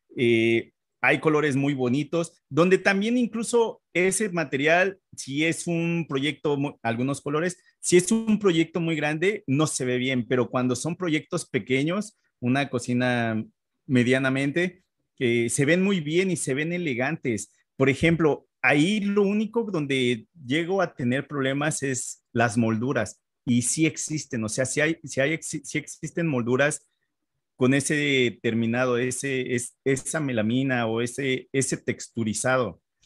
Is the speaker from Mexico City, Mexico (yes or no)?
yes; Mexico City, Mexico; moved away as an adult; now in Canada; yo nací en la Ciudad de México